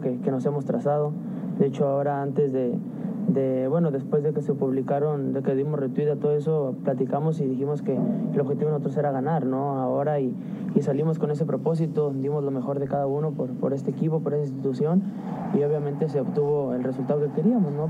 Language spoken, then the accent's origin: Spanish; Argentina; now in Mexico; como argentino que vivo en México